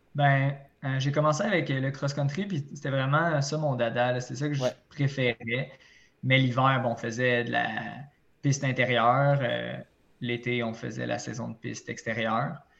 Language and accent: French; Repentigny, Quebec, Canada; also born or lived in Trois-Rivières; je viens de Repentigny